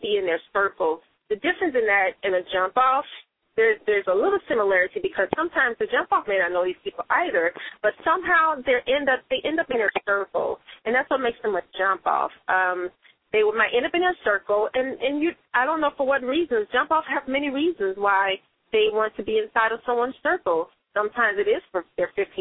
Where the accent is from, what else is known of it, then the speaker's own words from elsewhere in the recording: Chicago, Illinois, United States; also born or lived in Mississippi; I did grow up in Chicago